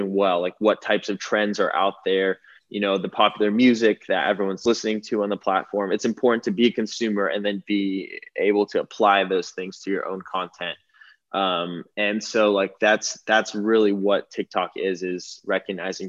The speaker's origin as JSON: {"language": "English", "town": "Malibu", "region": "California", "country": "United States", "tie": "born or raised there", "said": "I grew up in Malibu"}